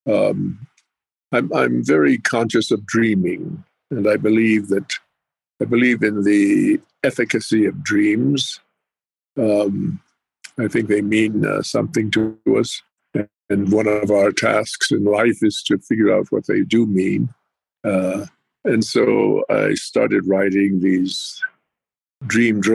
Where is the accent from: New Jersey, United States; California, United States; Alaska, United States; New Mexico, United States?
New Mexico, United States; Pueblo of Jemez; moved away; also born or lived in Navajo reservation / Apache reservations; And for the longest period of time, I lived at the Pueblo of Jemez in north central New Mexico.